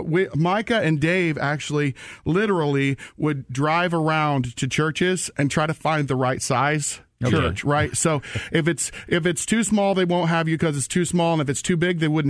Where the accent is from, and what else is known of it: Alaska, United States; born or raised there; moved away as an adult; now in Atlanta, United States